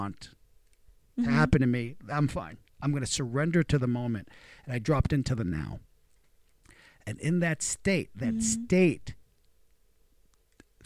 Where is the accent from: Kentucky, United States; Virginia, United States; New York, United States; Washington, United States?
New York, United States; New York City; I grew up in Brooklyn, and my parents didn't have any money